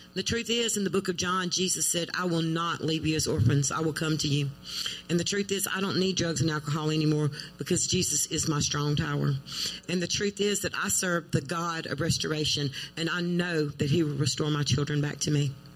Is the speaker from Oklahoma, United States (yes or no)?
no; Crystal Springs, Mississippi, United States; I'm from Crystal Springs, Mississippi.